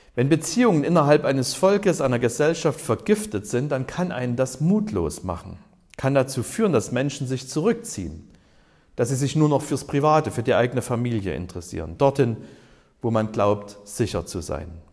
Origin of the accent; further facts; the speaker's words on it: Germany; Ich bin ja in der DDR aufgewachsen